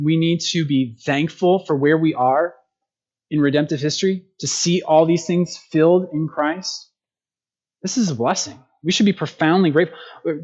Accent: United States; as Americans

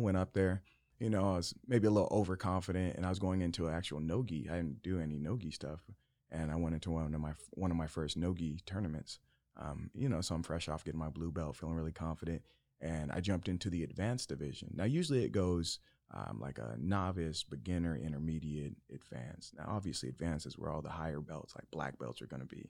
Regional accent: Yuma, Arizona, United States; I was born in Yuma, Arizona

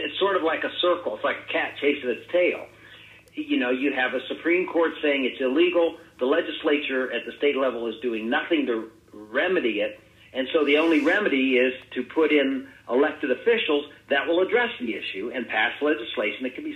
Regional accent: Ohio, United States; that's my home state, our home state

